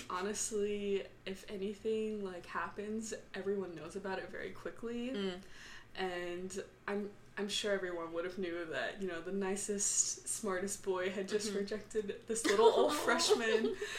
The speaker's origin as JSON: {"language": "English", "town": "Dallas", "region": "Texas", "country": "United States", "moved": "yes", "said": "I'm from Dallas."}